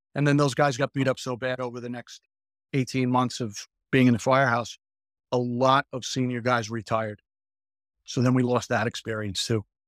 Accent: Hicksville, New York, United States; I grew up in a town called Hicksville

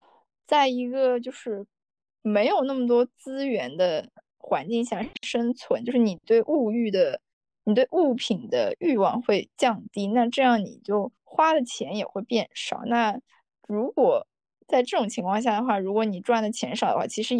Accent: China; 我们作为中国人的

